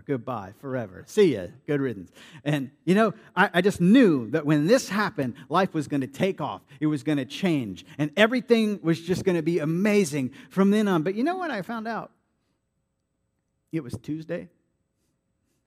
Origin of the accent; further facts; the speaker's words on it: Vero Beach, Florida, United States; now in Jacksonville, United States; my hometown in Vero Beach at my home church